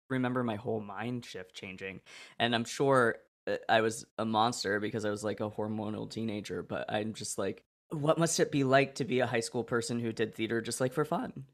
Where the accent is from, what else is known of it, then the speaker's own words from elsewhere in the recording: Oregon, United States; moved away; also born or lived in Illinois; I'm from Oregon.